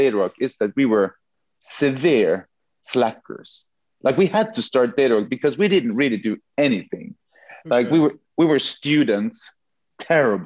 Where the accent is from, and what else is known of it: Norway